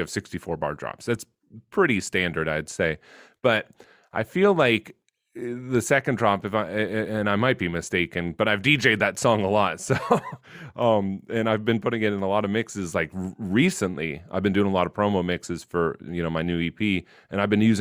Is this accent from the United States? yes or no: yes; United States; I'm an American.